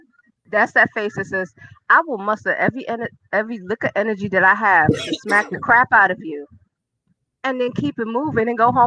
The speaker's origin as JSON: {"language": "English", "region": "New York", "country": "United States", "moved": "yes", "said": "we are from New York."}